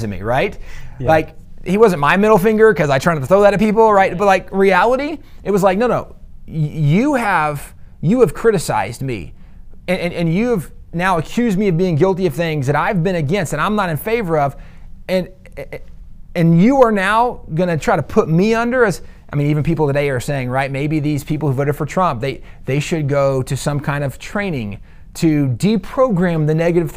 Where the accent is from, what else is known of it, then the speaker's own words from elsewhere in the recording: the South, United States; One of the things we learned growing up in the South, yes, sir. Yes, ma'am